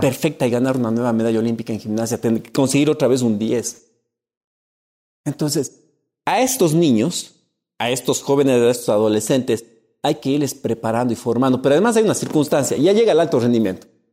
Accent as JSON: {"language": "Spanish", "town": "Cuenca", "region": "Azuay", "country": "Ecuador", "tie": "born or raised there", "said": "En mi tierra, Cuenca"}